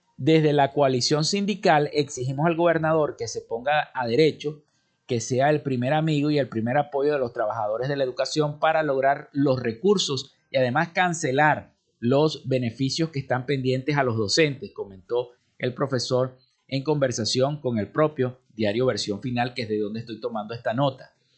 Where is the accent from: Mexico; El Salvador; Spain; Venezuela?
Venezuela